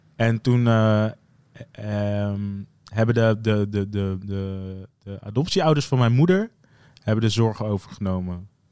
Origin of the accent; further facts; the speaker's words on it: Zeeland, Netherlands; moved away as an adult; also born or lived in The Hague; Ik ben opgegroeid in Zeeland